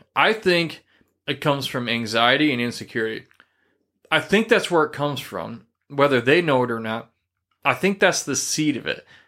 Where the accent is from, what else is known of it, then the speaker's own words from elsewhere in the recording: Midwest, United States; moved away; I come from the Midwest region